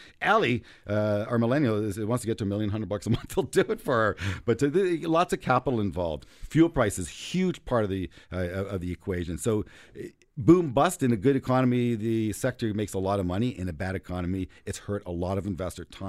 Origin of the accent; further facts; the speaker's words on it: Toronto, Ontario, Canada; the neighborhood where I grew up with in Toronto